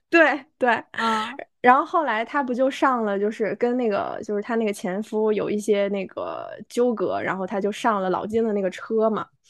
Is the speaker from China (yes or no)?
yes; China; 我们中国人